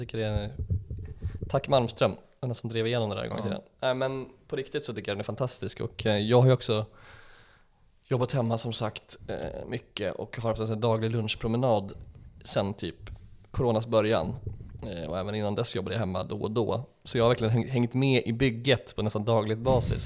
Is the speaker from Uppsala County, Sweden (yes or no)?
yes; Enköping, Uppsala County, Sweden; jag växte upp i Enköpings kommun